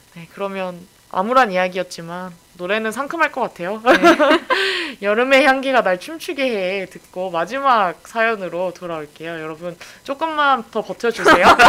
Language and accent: Korean; Incheon, South Korea; 제가 그 본가가 송도여가지고